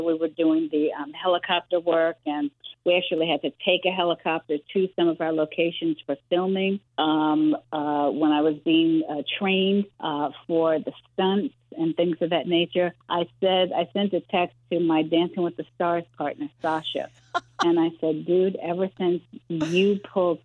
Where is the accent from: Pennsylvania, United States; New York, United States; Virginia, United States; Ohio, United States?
New York, United States; New York City; I'm a Harlemite. I'm from Harlem, New York